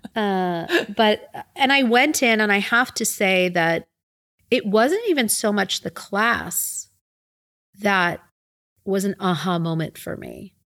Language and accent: English; Philadelphia, Pennsylvania, United States; moved away; I growing up in Philadelphia, uh, where my parents and my brother still reside